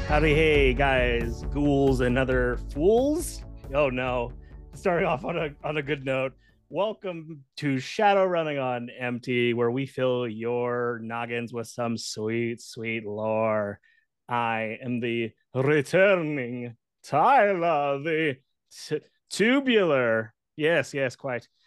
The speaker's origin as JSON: {"language": "English", "country": "Northern Mariana Islands", "tie": "born or raised there", "said": "I grew up with not many fun facts about where I came from except that I was from the Northern Mariana Islands"}